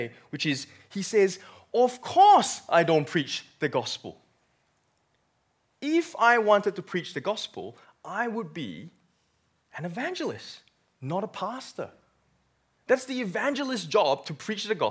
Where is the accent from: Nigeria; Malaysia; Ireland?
Malaysia; moved away as an adult; now in Australia; I came from born and bred in Malaysia.